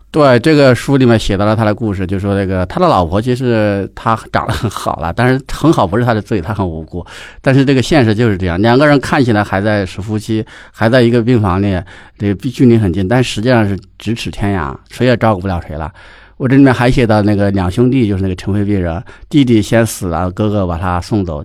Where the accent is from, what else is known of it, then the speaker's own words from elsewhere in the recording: Shaanxi, China; moved away; also born or lived in Chongqing; 我老家有非常非常多的城份别人，包括我很亲的也亲戚都有这个病，都很严重